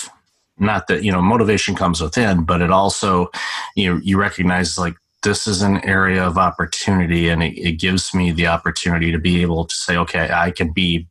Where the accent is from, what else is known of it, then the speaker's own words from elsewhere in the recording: Detroit, Michigan, United States; also born or lived in Chicago; now in Toronto, Canada; I'm originally from Detroit and spent some time in Chicago